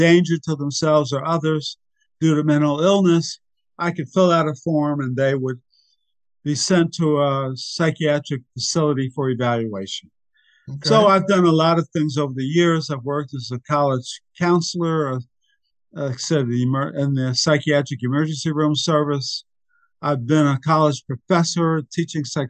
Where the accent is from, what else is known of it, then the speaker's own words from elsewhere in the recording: New Jersey, United States; I was raised in New Jersey, went to public schools